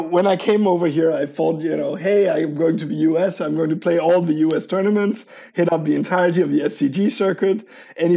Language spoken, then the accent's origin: English; Copenhagen, Capital Region of Denmark, Denmark; English is a second language; moved away as an adult; now in San Francisco, United States; I'm from Copenhagen, so I'm Danish.